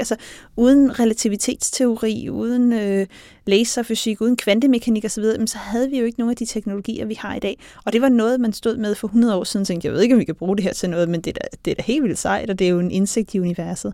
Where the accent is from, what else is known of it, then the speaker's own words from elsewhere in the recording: Denmark; jeg kommer fra Danmark